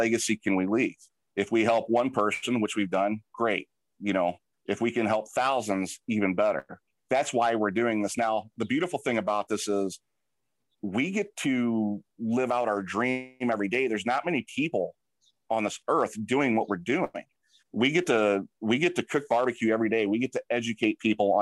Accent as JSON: {"language": "English", "town": "St. Louis", "region": "Missouri", "country": "United States", "said": "I'm from St. Louis"}